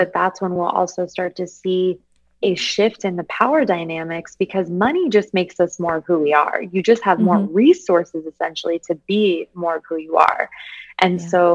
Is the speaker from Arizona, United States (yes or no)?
yes; Arizona, United States; I'm from Arizona